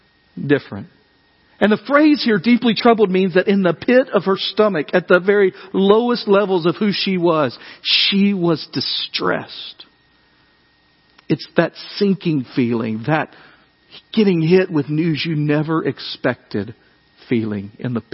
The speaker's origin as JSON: {"language": "English", "region": "West Tennessee", "country": "United States", "tie": "born or raised there", "moved": "yes", "said": "I grew up in West Tennessee"}